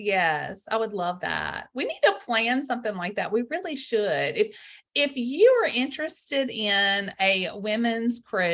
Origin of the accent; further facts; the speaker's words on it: Greenville, Mississippi, United States; I grew up in Greenville, Mississippi, in the Delta on the Mississippi River.